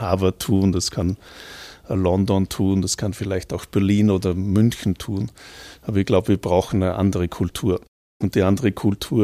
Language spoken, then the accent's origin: German; Gurten, Upper Austria, Austria; moved away as an adult; also born or lived in Toronto, Canada / Vienna, Austria / Braunschweig, Germany; mein Dorfverein, wo ich herkomme, die Union Gurten